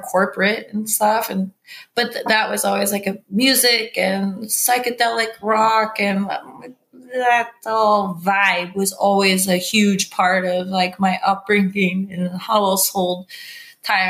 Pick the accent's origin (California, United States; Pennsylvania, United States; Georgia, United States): California, United States; San Diego; moved away as an adult; also born or lived in Garberville, California; now in Safed, Israel; we're from San Diego, California, which borders Mexico